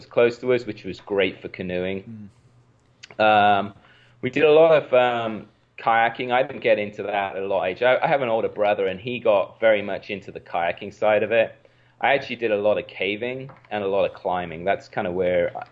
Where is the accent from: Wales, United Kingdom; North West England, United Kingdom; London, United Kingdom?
Wales, United Kingdom; moved away; I grew up in Wales, in the United Kingdom